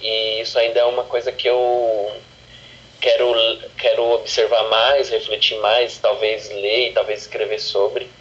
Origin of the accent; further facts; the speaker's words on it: São Paulo, Brazil; sou da Brasilândia